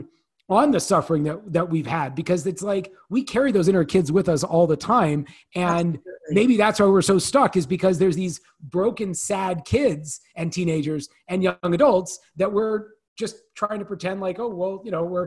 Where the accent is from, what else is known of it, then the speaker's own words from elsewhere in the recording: Northern California, United States; I grew up in Northern California